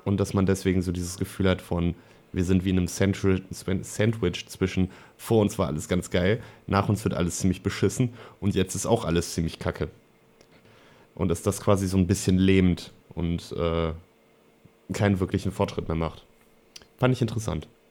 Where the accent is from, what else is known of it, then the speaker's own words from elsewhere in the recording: Germany; bei uns in Deutschland